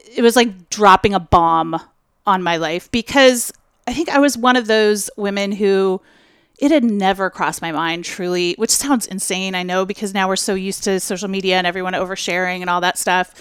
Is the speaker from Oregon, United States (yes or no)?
yes; Portland, Oregon, United States; you're in my hometown